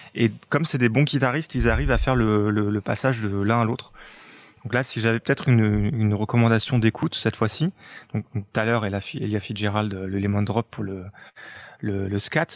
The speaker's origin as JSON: {"language": "French", "country": "France", "said": "chez nous en France"}